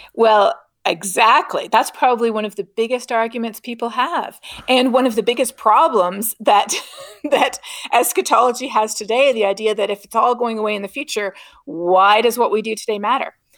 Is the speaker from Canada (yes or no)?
yes; Canada; moved away; growing up in Canada